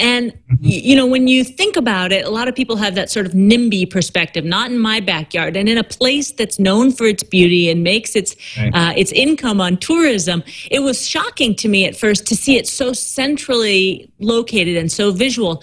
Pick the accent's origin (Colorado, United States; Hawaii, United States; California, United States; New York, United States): Hawaii, United States; Maui; moved away; I grew up on Maui.